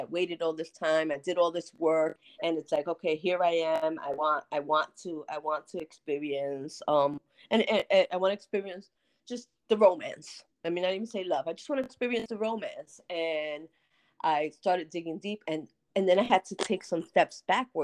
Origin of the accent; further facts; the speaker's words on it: United States; also born or lived in North New Jersey; I'm from the Bronx. From North New Jersey